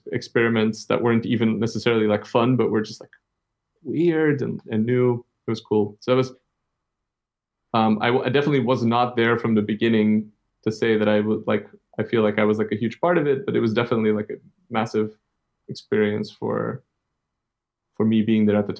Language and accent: English; Antwerp, Flanders, Belgium; also born or lived in Copenhagen, Denmark; now in Iceland; in my hometown in Antwerp